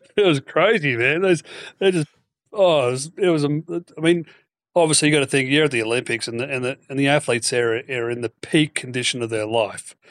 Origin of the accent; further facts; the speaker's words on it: Queensland, Australia; the Queensland Open being my own, my own state